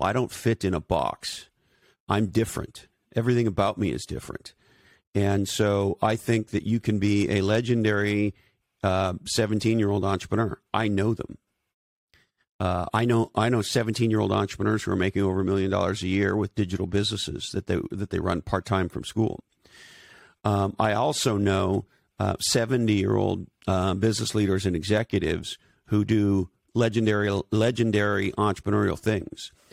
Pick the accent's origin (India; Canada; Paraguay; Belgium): Canada; also born or lived in Silicon Valley; now in Santa Cruz, United States; I'm originally from Canada. I live in Santa Cruz, California today